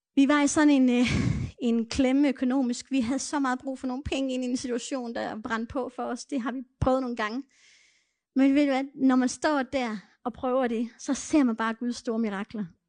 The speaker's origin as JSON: {"language": "Danish", "country": "Denmark", "first_language": "Danish", "said": "jeg var dansker"}